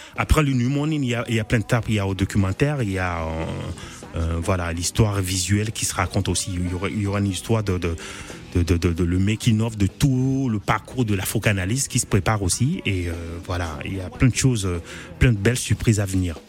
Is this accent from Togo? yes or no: yes; Togo; moved away as an adult; quand je suis parti de Togo il y a bientôt une, 20 ans.